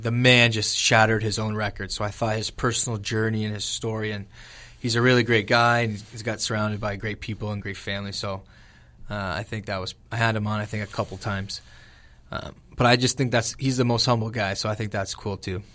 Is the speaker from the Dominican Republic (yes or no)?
no; LaSalle, Ontario, Canada; born and raised in LaSalle.